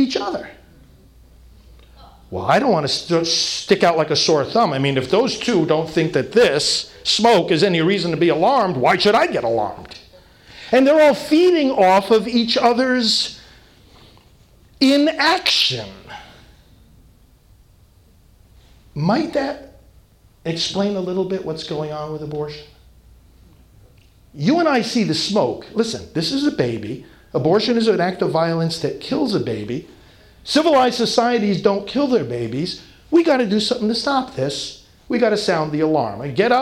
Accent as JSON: {"language": "English", "town": "New York City", "region": "New York", "country": "United States", "moved": "yes", "said": "I'm from New York originally"}